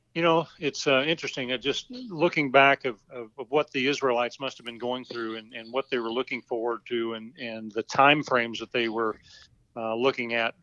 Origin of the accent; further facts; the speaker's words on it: Nebraska, United States; moved away as an adult; also born or lived in East Coast / West Coast / Houston, Texas; now in Boerne, Texas, United States; I grew up in Nebraska. Well, actually, Lori and I both grew up in Nebraska. Uh, I was born on the East Coast in the naval base while my dad was a submariner, and uh, we moved back to Nebraska